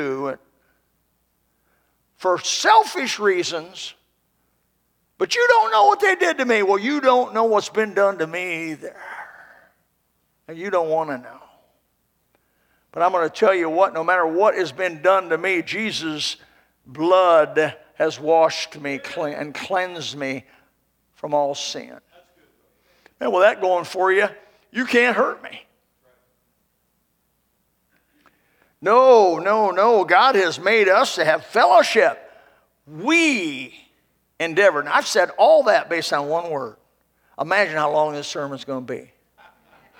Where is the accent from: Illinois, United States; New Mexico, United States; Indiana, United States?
Indiana, United States; moved away; I'm from Indiana originally